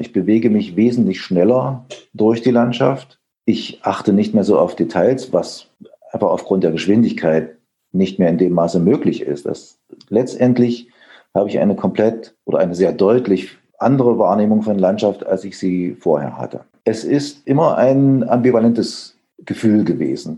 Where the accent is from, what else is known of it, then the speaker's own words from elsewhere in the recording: Erfurt, Thuringia, Germany; also born or lived in Leipzig; geboren in Erfurt 1961